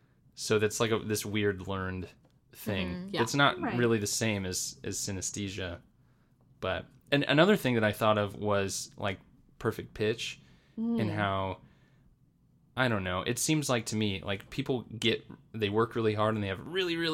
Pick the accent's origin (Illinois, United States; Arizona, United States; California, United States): Arizona, United States; I grew up in Arizona where there's an abundance of Mexican food.